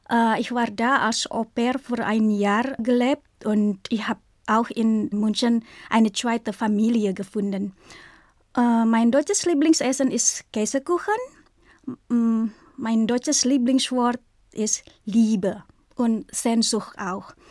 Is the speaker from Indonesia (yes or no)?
yes; Indonesia; German is a second language; also born or lived in Munich, Germany; Ich komme aus Indonesien und ich bin im Jahr 1980 geboren.